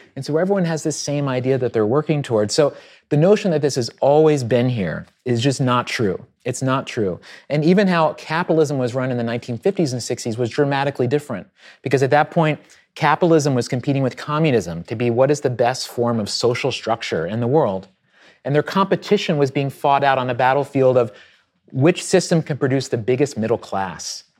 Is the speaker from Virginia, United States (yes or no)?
yes; Southwest Virginia, United States; I grew up in Southwest Virginia on a farm